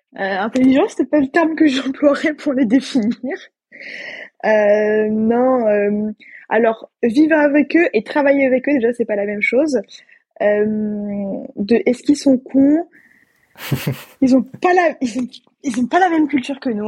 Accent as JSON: {"language": "French", "country": "France", "moved": "as an adult", "lives_now": "Austin, United States", "said": "moi en tant que française"}